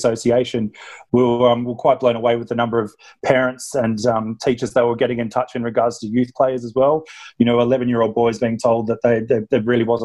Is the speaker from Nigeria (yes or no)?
no; Sydney, New South Wales, Australia; moved away as an adult; now in United Kingdom; I'm British, but spent a big chunk of my life, grew up in Australia, so my accent might give me away a bit there. And I started playing in Sydney